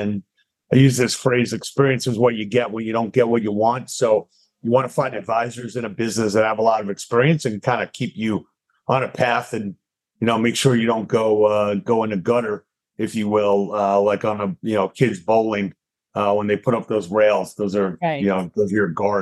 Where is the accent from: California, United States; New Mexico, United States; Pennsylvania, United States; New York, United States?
New York, United States; Long Island; moved away as an adult; also born or lived in Atlanta; I grew up in Long Island, went to Emory, right by you down in Atlanta, undergrad